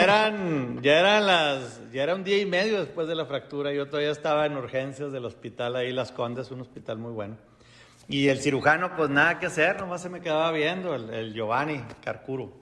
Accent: Mexico; soy mexicano.

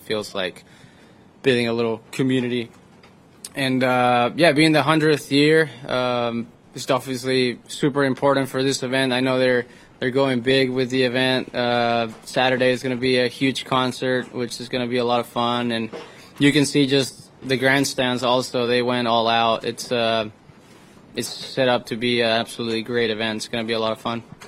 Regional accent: Reynosa, Tamaulipas, Mexico; moved away as an adult; now in San Antonio, United States; I'm four hours away to where I grew up in Reynosa, Mexico.

